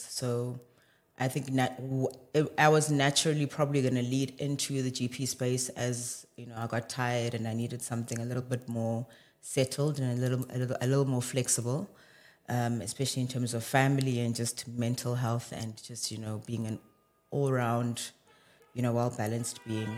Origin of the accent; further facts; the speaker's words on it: Johannesburg, Gauteng, South Africa; born and bred in Johannesburg, but, yeah, roots are in Limpopo